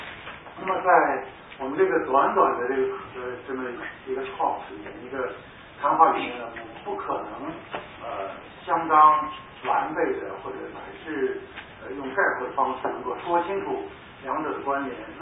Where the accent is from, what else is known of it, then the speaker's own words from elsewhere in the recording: China; 但是我们中国人读汉语、读中文呢，就就能读到好的中文书，就特别的开心。